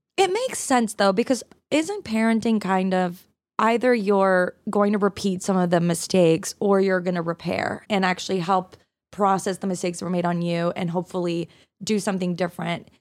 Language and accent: English; Canada; now in United States; as a Canadian